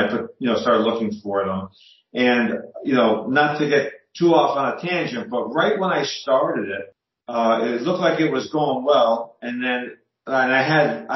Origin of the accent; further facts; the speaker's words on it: Scranton, Pennsylvania, United States; I live in the Scranton, Pennsylvania area